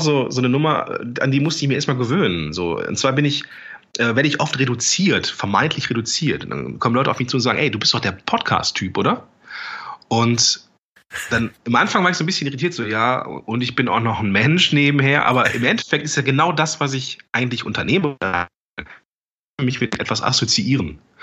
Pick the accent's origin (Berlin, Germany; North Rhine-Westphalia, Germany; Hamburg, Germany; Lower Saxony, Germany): North Rhine-Westphalia, Germany; Langenfeld; Ich komme ja aus Langenfeld, bin Mitte 30